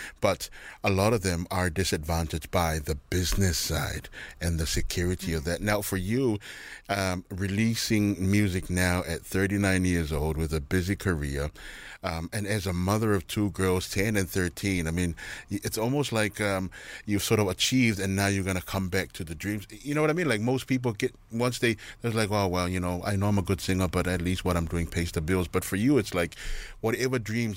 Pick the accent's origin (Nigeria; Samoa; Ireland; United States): Samoa; moved away; also born or lived in Fiji; I'm from Samoa, but I spent a lot of years in Fiji